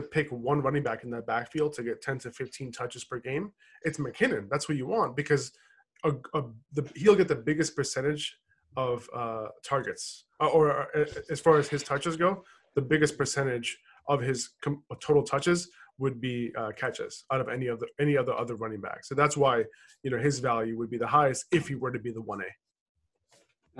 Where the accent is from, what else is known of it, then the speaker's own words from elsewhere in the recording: New York, United States; moved away; also born or lived in Boston; my hometown is New York